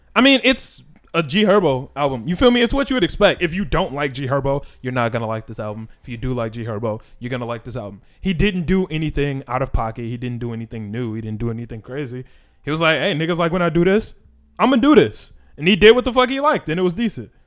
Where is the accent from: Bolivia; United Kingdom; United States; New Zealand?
United States; Chicago, Illinois; We're also from Chicago